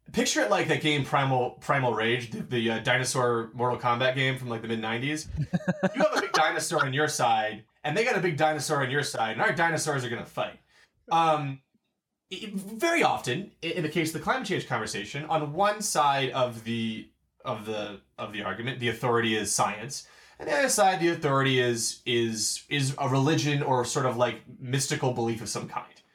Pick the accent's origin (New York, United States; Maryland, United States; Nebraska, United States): Maryland, United States; Baltimore; we're from Baltimore